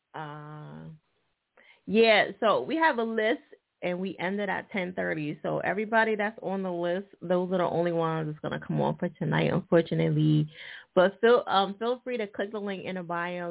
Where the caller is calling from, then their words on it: Detroit, Michigan, United States; I'm calling from Detroit, Michigan